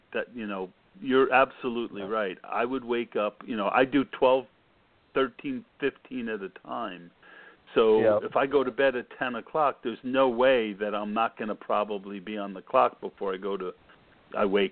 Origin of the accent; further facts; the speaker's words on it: New Jersey, United States; moved away; also born or lived in Pennsylvania; I grew up in New Jersey